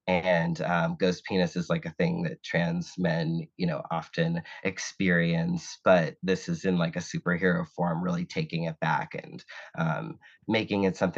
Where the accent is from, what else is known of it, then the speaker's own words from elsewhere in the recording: Boston, Massachusetts, United States; I was born in Boston, Massachusetts, grew up, you know, a Red Sox fan and a Celtics fan, grew up with, you know, watching people save like car spaces in lawn chairs and like 4 feet of snow